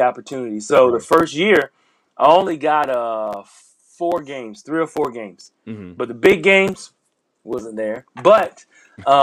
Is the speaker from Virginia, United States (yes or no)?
yes; Hampton Roads, Virginia, United States; I'm from Hampton Roads, 757